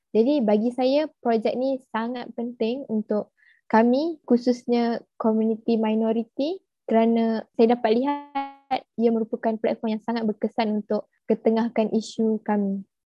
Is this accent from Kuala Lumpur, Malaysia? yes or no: no; Kuala Rompin, Pahang, Malaysia; saya merupakan orang asli suku kaum Jakun yang berasal dari Kuala Rompin, Pahang.